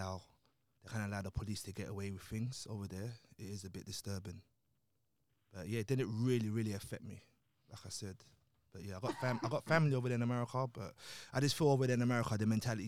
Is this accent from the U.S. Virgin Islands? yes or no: no; Nigeria; now in London, United Kingdom; because look, I'm from Nigeria to London, so it didn't really affect me.